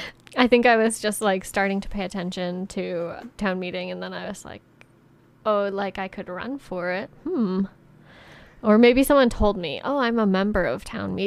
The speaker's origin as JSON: {"language": "English", "town": "Leyden", "region": "Massachusetts", "country": "United States", "tie": "born or raised there", "also_born_or_lived": "Montague, Massachusetts", "said": "So I grew up in Leiden"}